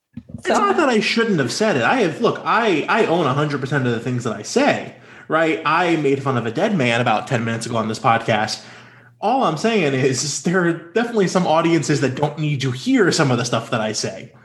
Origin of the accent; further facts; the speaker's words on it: North Carolina, United States; I grew up in North Carolina. My home state was the, the shameful author of House Bill 2